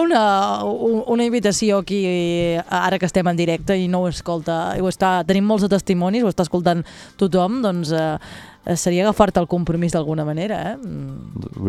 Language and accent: Catalan; Alt Empordà, Catalonia, Spain; jo que sóc de l'Alt Empordà